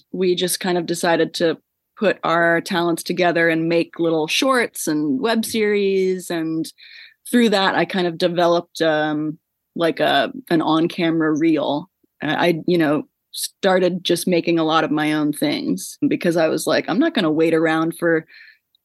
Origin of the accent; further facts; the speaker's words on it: Central Virginia, United States; moved away as an adult; also born or lived in New York; I'm from Central Virginia, which is where I am right now with my family for the holidays